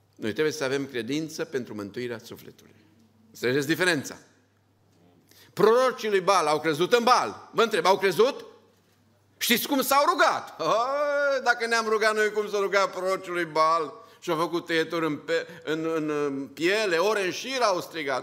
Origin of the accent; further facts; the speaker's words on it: Romania; Suntem un grup din România